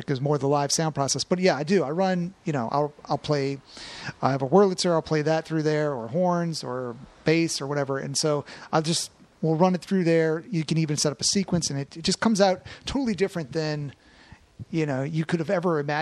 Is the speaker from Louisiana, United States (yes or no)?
yes; New Orleans, Louisiana, United States; I grew up here in New Orleans. Yep. Stuck right around.